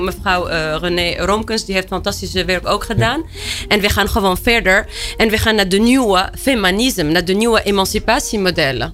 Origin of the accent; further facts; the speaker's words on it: Tunisia; Dutch is a second language; moved away as an adult; now in Netherlands; ik ben opgegroeid in Tunesië.